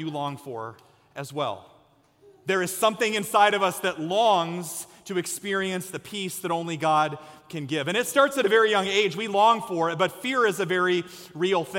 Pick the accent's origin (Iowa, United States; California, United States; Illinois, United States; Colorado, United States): Iowa, United States; Story City; where I grew up in Story City in Ames, Iowa